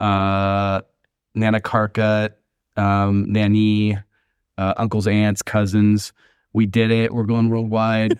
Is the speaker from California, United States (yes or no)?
yes; Long Beach, California, United States; moved away as an adult; now in Mexico City, Mexico; I'm from Long Beach